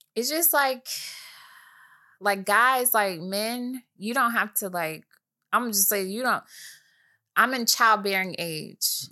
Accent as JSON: {"language": "English", "region": "Michigan", "country": "United States", "said": "I'm from Michigan"}